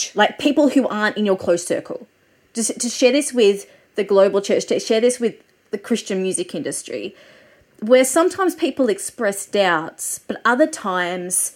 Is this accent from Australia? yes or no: yes; Australia; I'm an Australian music journalist